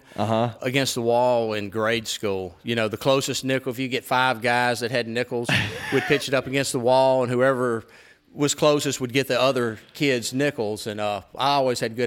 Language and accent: English; Louisiana, United States; I'm a Louisiana boy